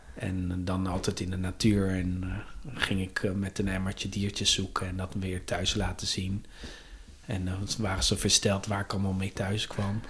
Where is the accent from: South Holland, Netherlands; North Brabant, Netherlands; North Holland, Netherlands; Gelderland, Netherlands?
South Holland, Netherlands; The Hague; geboren en getogen in Den Haag